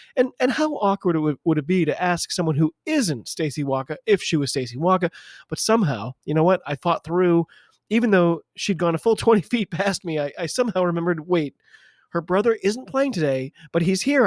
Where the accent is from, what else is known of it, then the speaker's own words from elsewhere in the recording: United States; I'm an American